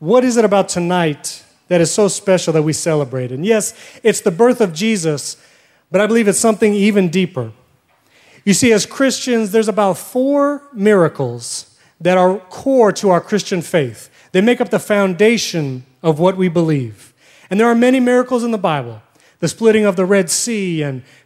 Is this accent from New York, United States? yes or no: yes; New York, United States; moved away; So I grew up in New York. I'm a New Yorker